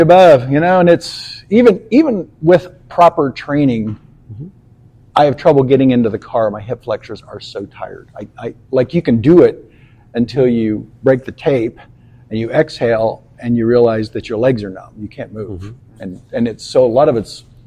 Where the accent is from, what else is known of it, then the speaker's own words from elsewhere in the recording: Shelbyville, Indiana, United States; moved away as an adult; also born or lived in Pensacola, Florida / Quantico, Virginia / Texas; I grew up in Shelbyville. Yeah. And so uh, graduated Shelbyville High School and went to IU